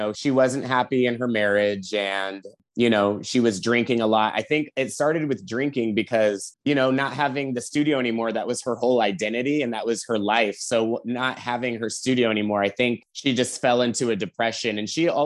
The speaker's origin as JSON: {"language": "English", "town": "Seattle", "region": "Washington", "country": "United States", "moved": "as an adult", "lives_now": "Los Angeles, United States", "said": "I'm originally from Seattle"}